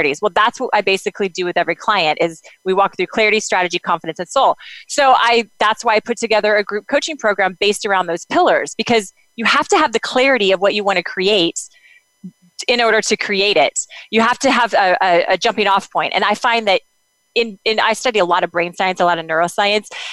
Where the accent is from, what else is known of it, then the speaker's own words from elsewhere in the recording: United States; moved away; also born or lived in Kansas / Oklahoma; I grew up in Kansas and Oklahoma